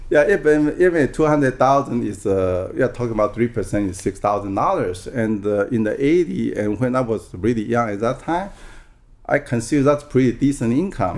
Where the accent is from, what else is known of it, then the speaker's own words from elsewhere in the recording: Taiwan; first language Taiwanese; English is a second language; moved away as an adult; also born or lived in Oregon; now in United States; I was born and raised in Taiwan, and until I graduated from college there, then I came over here